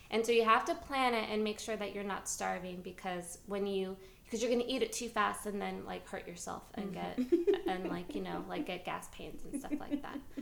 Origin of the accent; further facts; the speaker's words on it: New York City, New York, United States; moved away; I am from New York City, and um, I'm very proud of it